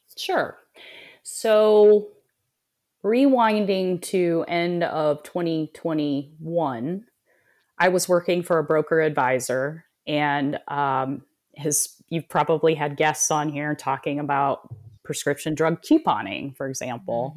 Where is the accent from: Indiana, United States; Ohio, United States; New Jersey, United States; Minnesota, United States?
Indiana, United States; South Bend; I was born and raised in South Bend, Indiana, home of Notre Dame